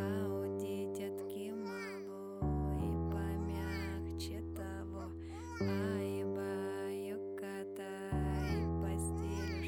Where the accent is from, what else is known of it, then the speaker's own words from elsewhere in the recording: South Africa; I'm a South African-born 24-year-old international visual artist